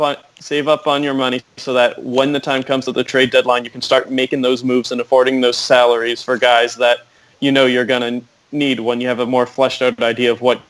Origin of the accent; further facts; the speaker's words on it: Massachusetts, United States; now in Maine, United States; I grew up in Mass